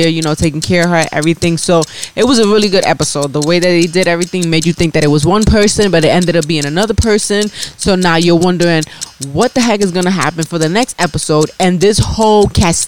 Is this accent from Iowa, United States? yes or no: no; New York City, New York, United States; I'm from the Bronx